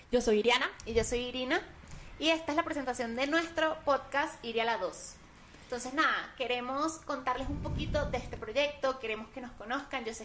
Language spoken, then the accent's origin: Spanish; San Juan de los Morros, Guárico, Venezuela; yo nací en Huarico, Venezuela, en San Juan de los Morros específicamente, eso es el llano venezolano